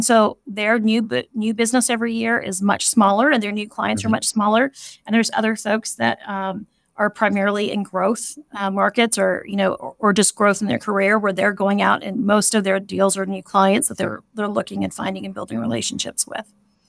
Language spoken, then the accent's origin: English; California, United States; moved away as an adult; now in Kansas City, United States; So I grew up in the Bay Area of California